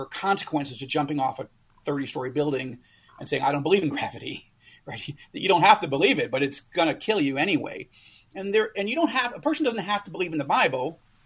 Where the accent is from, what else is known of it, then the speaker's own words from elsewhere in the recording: United States; moved away as an adult; now in Israel; We were born and raised in the United States, but we became Israeli citizens 9.5 years ago